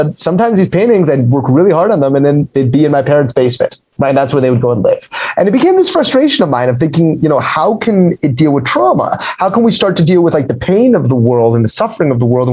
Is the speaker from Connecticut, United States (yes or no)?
no; Denver, Colorado, United States; moved away; also born or lived in Providence, Rhode Island; So I was born in Denver, Colorado. That's where I'm from